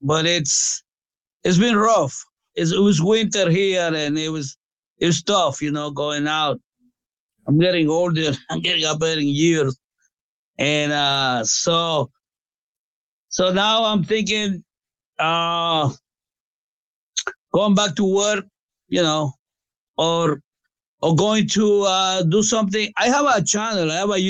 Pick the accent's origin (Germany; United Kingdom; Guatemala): Guatemala; now in Allentown, United States; I was born in Guatemala. That's the next country after Mexico.